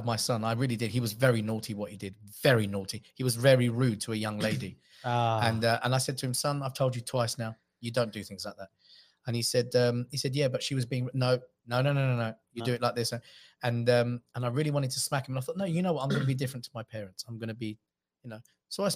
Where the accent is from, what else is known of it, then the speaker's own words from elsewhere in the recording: England, United Kingdom; I'm born in England